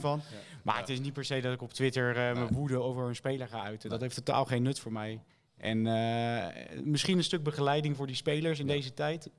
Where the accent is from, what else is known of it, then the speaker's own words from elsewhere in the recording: Schiedam, South Holland, Netherlands; Geboren en getogen in Schiedam